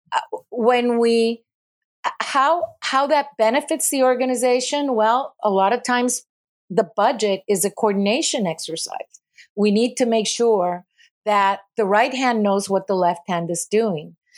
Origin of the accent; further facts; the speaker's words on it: Puerto Rico; moved away as an adult; also born or lived in California; I moved back to Puerto Rico from California